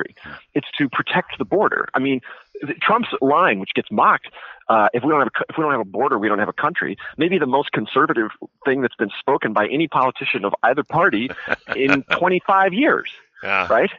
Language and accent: English; California, United States; he became the governor of my home state